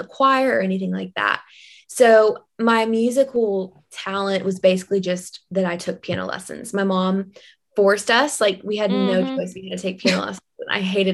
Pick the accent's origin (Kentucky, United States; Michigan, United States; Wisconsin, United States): Kentucky, United States; growing up there